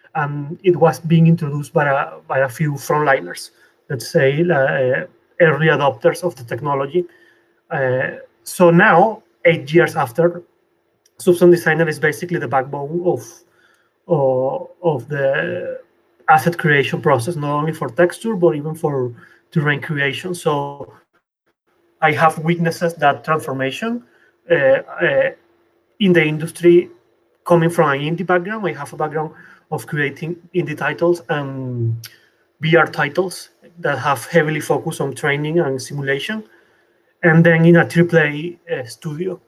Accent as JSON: {"language": "English", "country": "Venezuela", "also_born_or_lived": "Colombia", "moved": "as an adult", "lives_now": "Paris, France", "said": "I come from Venezuela."}